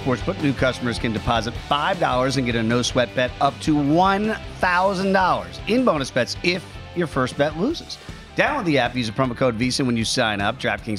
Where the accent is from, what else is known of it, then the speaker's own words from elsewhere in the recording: Virginia, United States; growing up in Virginia